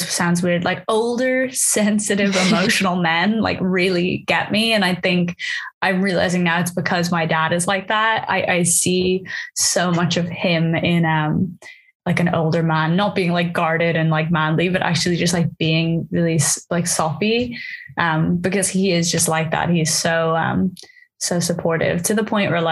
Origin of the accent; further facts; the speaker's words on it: Dublin, Leinster, Ireland; now in London, United Kingdom; I am an artist from Dublin living in London